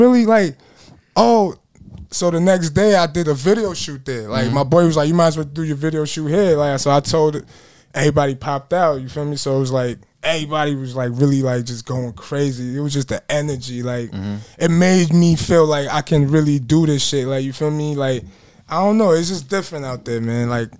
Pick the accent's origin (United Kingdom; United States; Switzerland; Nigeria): Nigeria; Surulere, Lagos; It's Lagos State, you feel me? Nigeria, you feel me? But I'm from Surulere. It's a area in Lagos.